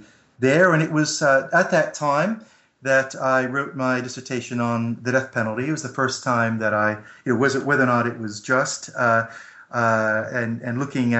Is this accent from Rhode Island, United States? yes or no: no; New Haven, Connecticut, United States; moved away as an adult; also born or lived in Ireland; now in United Kingdom; I'm originally from New Haven, Connecticut, although have lived in a couple of countries, including the Republic of Ireland and now the UK. I've lived in the UK for over 10 years now.